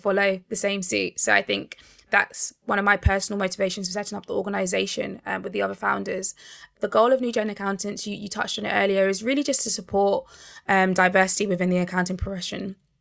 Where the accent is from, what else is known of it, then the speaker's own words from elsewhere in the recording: Barnet, London, United Kingdom; I grew up in Barnet